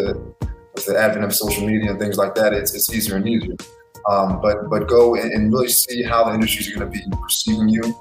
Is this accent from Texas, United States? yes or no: no; New York, United States; I was born in New York